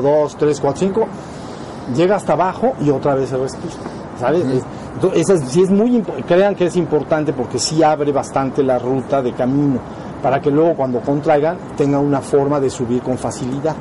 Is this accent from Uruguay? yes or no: no; Mexico; somos mexicanos